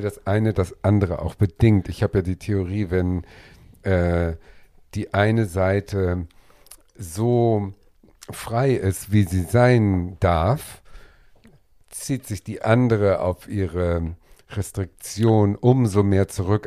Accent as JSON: {"language": "German", "region": "Schleswig-Holstein", "country": "Germany", "tie": "born or raised there", "said": "Das Gut ist ja sechs Kilometer von meinem Heimatort entfernt"}